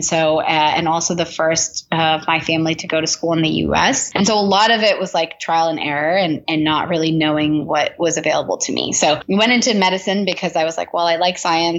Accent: Southern California, United States; moved away as an adult; now in New York City, United States; I am living in New York City, but I'm originally from Southern California

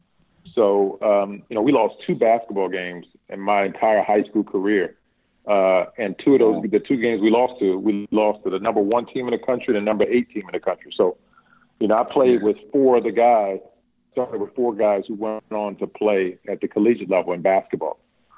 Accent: Martinsville, Virginia, United States; I grew up in a town that was predominantly dominated by basketball, man.

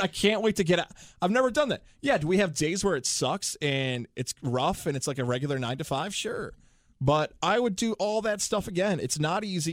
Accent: Syracuse, New York, United States; moved away as an adult; now in Capital Region, New York, United States; I'm from Syracuse, New York, from Salve High School. That's where I went to school.

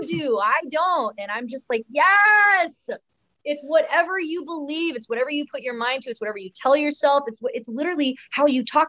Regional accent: Oregon, United States; also born or lived in Houston, Texas; I did. I moved to Oregon when I was 5 from Houston, Texas.

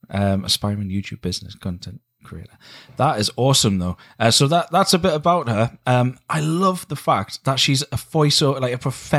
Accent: Canada; now in United Kingdom; I am a Canadian singer-songwriter living in the UK.

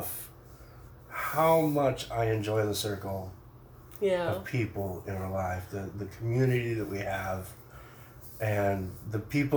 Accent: Montana, United States; moved away; I lived in Montana

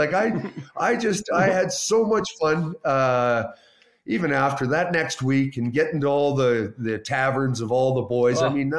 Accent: Canada; One of the saddest days for me as a Canadian.

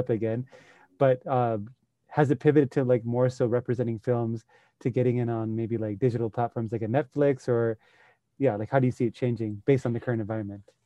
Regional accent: Sri Lanka; moved away; I grew up in Sri Lanka

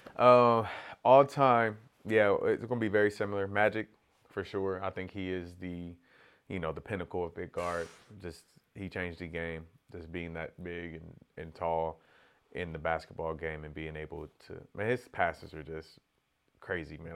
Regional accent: Corona, California, United States; growing up in Corona

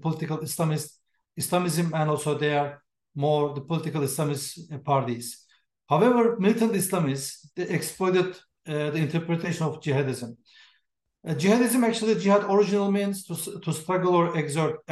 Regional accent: Turkey; moved away as an adult; now in United States; I'm from Turkey, and I was working for Turkish government long years

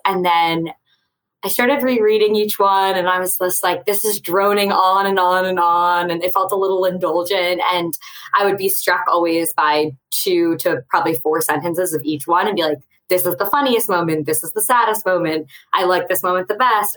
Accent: Westchester County, outside New York City, United States; I grew up right outside of New York City in Westchester County

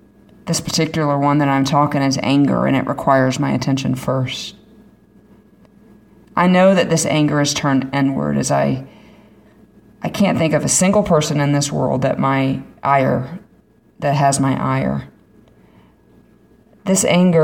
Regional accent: Florida, United States; I'm from Florida

